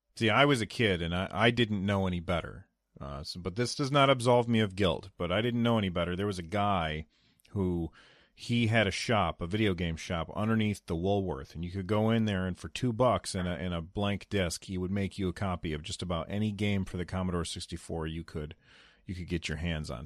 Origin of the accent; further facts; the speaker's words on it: United States; I'm an American